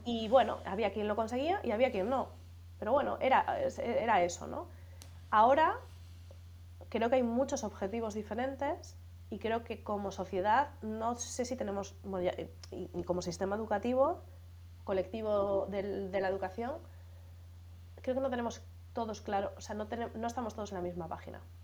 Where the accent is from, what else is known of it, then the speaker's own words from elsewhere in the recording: Galicia, Spain; moved away as an adult; also born or lived in Madrid; yo soy gallega como, como Manel